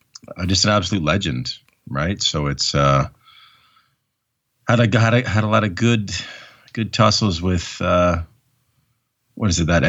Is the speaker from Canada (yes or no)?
yes; Canada; as a Canadian who loved wrestling